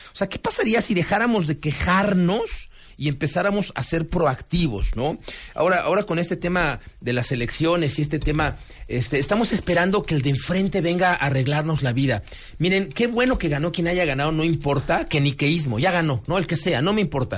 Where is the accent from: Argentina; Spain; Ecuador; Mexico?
Mexico; como mexicano puntual